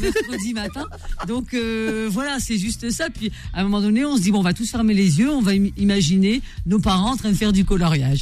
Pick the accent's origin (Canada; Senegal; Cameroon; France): France; northern France; mes parents sont du nord de l'Afrique et moi je suis du nord euh, de la France